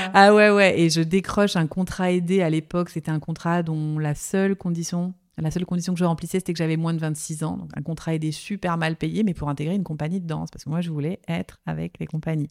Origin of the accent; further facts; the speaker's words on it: Nancy, Grand Est, France; J'ai grandi en Lorraine, à Nancy.